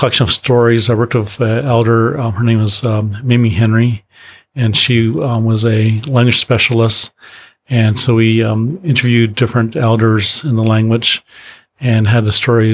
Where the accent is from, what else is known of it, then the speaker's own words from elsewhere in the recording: Maple Ridge, British Columbia, Canada; also born or lived in Lytton (Nicomen), British Columbia; I grew up in Maple Ridge, which is in the suburbs